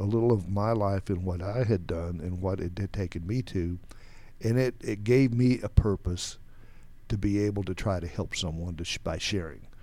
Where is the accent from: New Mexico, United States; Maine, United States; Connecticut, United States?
New Mexico, United States; also born or lived in Texas; I grew up in, uh, actually New Mexico, where we moved to from Texas.